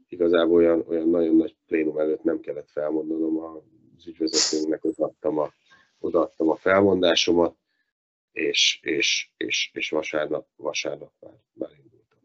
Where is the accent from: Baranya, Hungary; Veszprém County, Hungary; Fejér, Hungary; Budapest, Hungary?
Fejér, Hungary; Dunaújváros; Dunajvárosnak, ahol felnőttem, ahol valósi vagyok, születtem